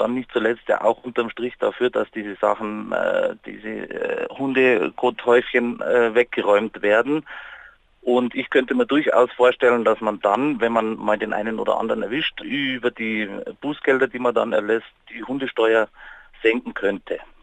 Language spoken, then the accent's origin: German; Munich, Bavaria, Germany; bei uns in München